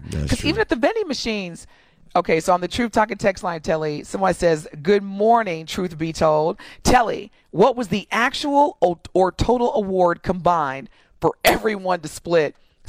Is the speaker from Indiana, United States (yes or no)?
yes; Evansville, Indiana, United States; I'm from Indiana. It's a pop, LOL. Listen, I'm from Evansville, Indiana.